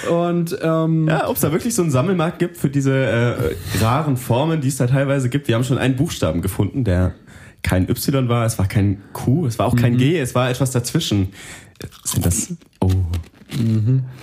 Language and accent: German; Bavaria, Germany; Russisch ist ganz schlimm für mich als Franke.